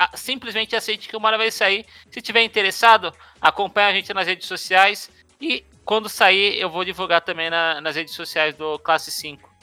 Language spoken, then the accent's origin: Portuguese; São Paulo, Brazil; moved away as an adult; now in Brasília, Brazil; a gente cresceu em São Paulo. Eu morei até os 25 anos de idade